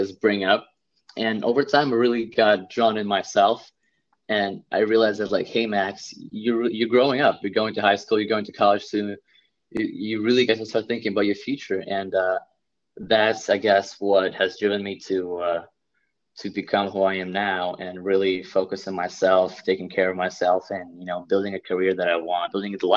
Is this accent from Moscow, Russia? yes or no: no; Saint Petersburg, Russia; now in New Jersey, United States; I come from Russia, St. Petersburg, Russia, just like the second largest city. And I grew up in a very well off family